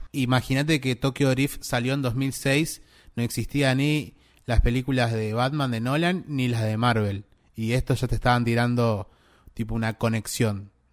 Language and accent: Spanish; Argentina; de donde somos nosotros, de Argentina